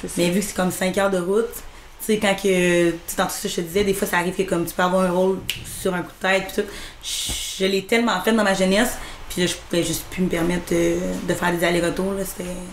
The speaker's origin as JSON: {"language": "French", "town": "Rivière-du-Loup", "region": "Quebec", "country": "Canada", "tie": "born or raised there", "moved": "as an adult", "said": "je suis partie à 18 ans de Rivière-du-Loup"}